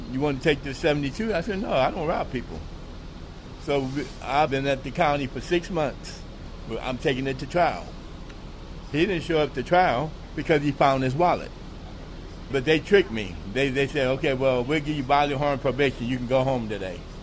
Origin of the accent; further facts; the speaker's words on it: California, United States; moved away as an adult; now in Wichita, United States; I'm from California. My brother talked me into coming here, and I never left